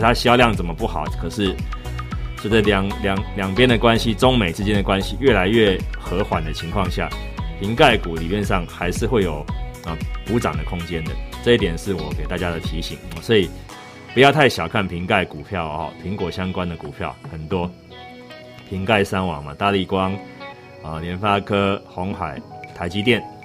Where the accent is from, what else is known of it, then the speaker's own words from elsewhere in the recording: Taiwan; 虽然我台湾人